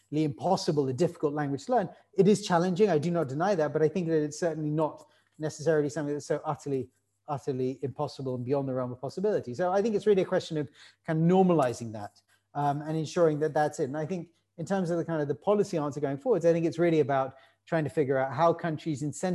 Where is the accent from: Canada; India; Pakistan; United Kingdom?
United Kingdom; I'm actually British.